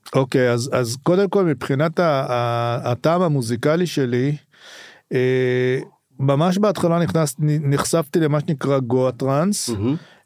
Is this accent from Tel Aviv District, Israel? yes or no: no; Rehovot, Central District, Israel; also born or lived in a kibbutz; אני גדלתי קודם בקיבוץ ואחרי זה בגיל די מוקדם עברנו לרחובות